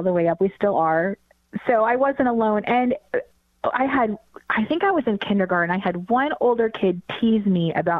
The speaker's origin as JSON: {"language": "English", "area": "around Portland, Oregon", "region": "Washington", "country": "United States", "tie": "born or raised there", "also_born_or_lived": "Denver, Colorado", "said": "We then moved back to where my parents were from, which is Washington State. And I had my second set of surgeries in Portland, Oregon, about around where I grew up."}